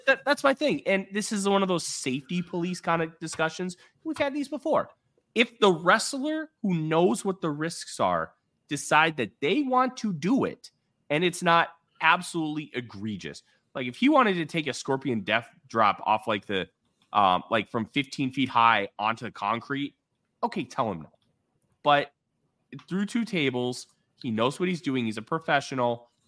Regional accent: Midwest, United States

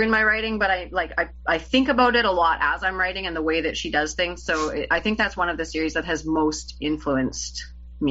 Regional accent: Canada; I'm Canadian, and for us, Handmaid's Tale is required reading in, I can't remember if it's grade 11 or 12

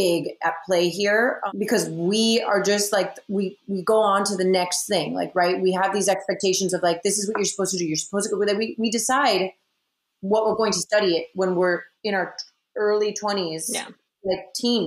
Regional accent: Miami, Florida, United States; I graduated from FIU, which is a wonderful university. But it's also a commuter school in my hometown

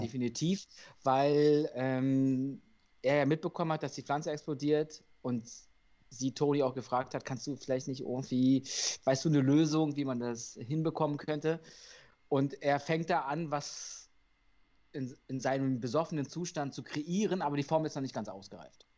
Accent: Berlin, Germany; als Berliner

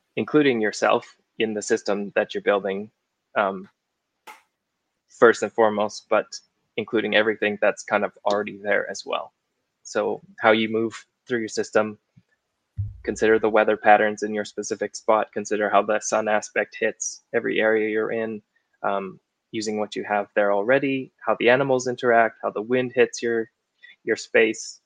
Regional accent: Okanagan, British Columbia, Canada; moved away; i grew up in the okanagan in british columbia

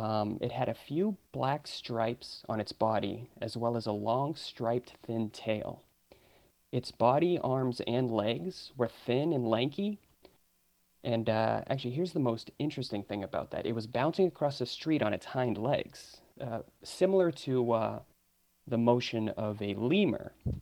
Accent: Massachusetts, United States; I'm from Massachusetts, from, you know, I'm from an area with a lot of woods and everything.

